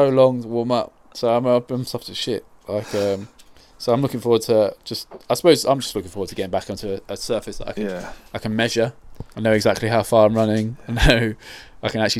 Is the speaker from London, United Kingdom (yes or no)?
yes; Croydon, London, United Kingdom; I grew up in South London, Croydon